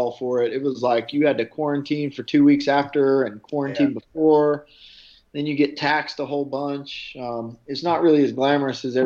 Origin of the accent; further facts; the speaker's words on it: Nashville, Tennessee, United States; that's kind of my hometown